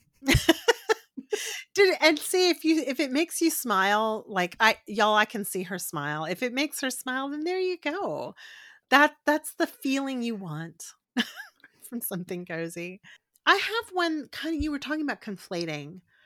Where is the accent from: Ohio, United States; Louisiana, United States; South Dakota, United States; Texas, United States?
Texas, United States; Corpus Christi; I'm from South Texas, I'm from Corpus Christi